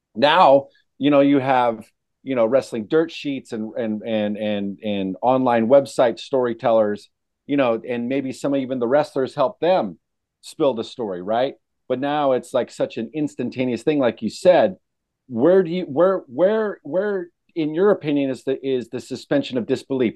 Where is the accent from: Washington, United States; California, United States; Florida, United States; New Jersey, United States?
California, United States; I grew up in California